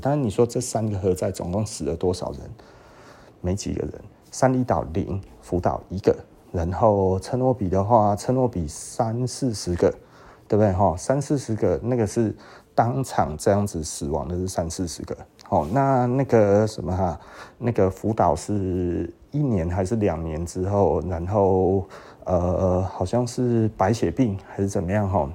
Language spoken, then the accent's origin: Chinese; Taiwan; 我们台湾人大部分是这样子